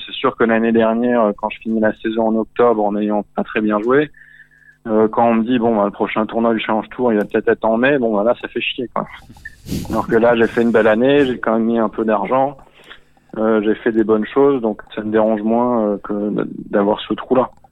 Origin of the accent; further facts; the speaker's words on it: Antibes, Provence-Alpes-Côte d'Azur, France; moved away as an adult; also born or lived in Cannes / United States; je viens de j'ai grandi à Antibes, à Cannes